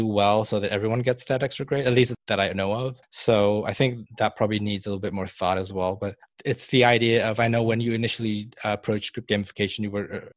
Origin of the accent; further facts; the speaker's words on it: Malaysia; moved away; when I grew up in Malaysia, I had attended a British school